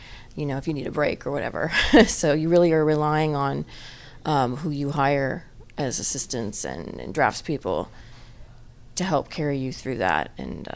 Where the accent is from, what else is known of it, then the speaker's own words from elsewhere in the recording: Los Angeles, California, United States; I was born and raised near Pasadena in Eagle Rock